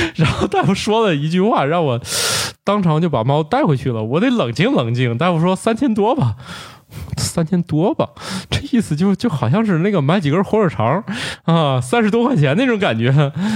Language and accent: Chinese; Northeast China, China; 我的老家东北